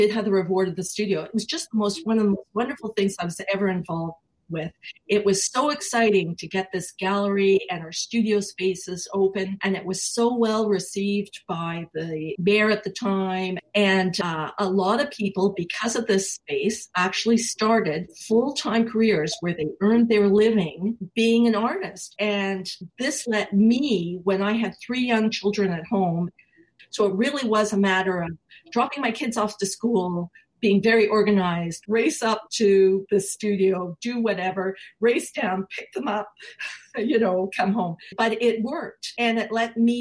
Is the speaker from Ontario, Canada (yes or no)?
no; Montreal, Quebec, Canada; also born or lived in Toronto; now in Brampton, Canada; I'm from Montreal